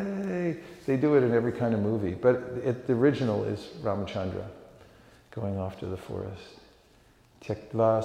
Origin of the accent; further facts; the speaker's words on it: California, United States; moved away; I was born in California